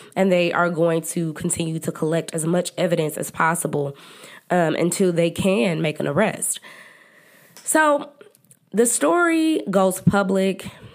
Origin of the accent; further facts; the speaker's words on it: Dallas, Texas, United States; accent: country; I am from Dallas, Texas, and I'm country